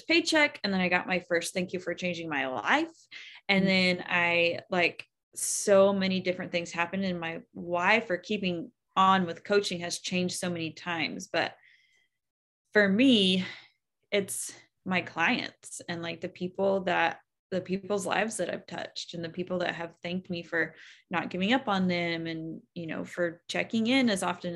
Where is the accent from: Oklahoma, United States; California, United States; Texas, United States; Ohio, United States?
Oklahoma, United States; I'm from Oklahoma